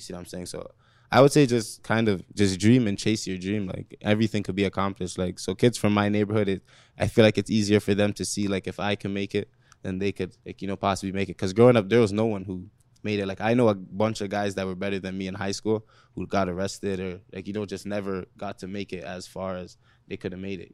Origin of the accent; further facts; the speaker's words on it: Toronto, Ontario, Canada; growing up in Rexdale